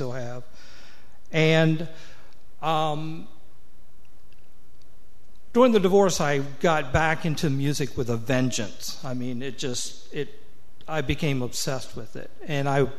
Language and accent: English; Eastern Shore, United States; moved away; also born or lived in Norfolk, Virginia; my hometown church on the Eastern Shore